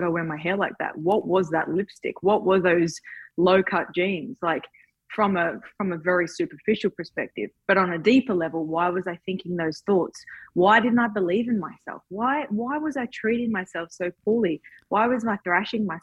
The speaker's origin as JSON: {"language": "English", "town": "Townsville", "region": "Queensland", "country": "Australia", "said": "I was just a girl from Townsville"}